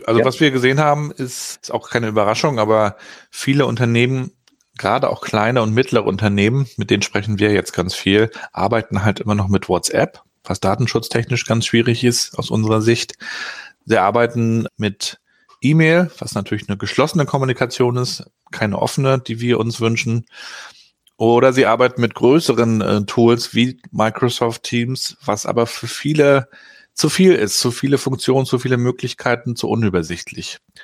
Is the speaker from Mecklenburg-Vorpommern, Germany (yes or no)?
yes; Rostock, Mecklenburg-Vorpommern, Germany; ich bin ja hier in Rostock noch zu DDR-Zeiten aufgewachsen